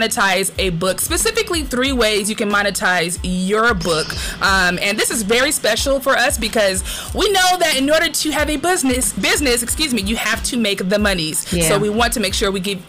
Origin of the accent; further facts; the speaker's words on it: Compton, California, United States; moved away; I'm from Compton.